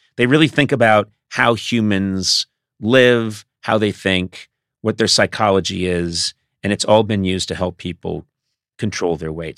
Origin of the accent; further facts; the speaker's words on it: Massachusetts, United States; I come from Massachusetts